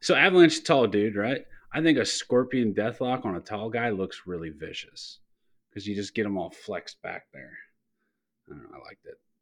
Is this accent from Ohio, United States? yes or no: yes; Youngstown, Ohio, United States; I'm from the Midwest. I'm from Youngstown, Ohio